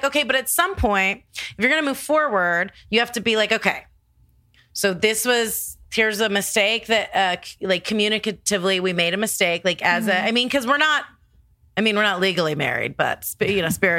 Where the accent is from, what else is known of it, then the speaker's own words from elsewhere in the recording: New York, United States; I'm a New Yorker.